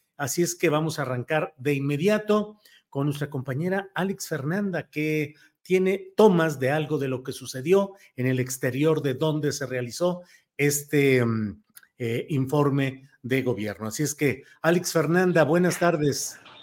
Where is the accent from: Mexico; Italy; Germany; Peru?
Mexico; Tepetitán, Tabasco; de mi pueblo, Tepetitán, Macuspana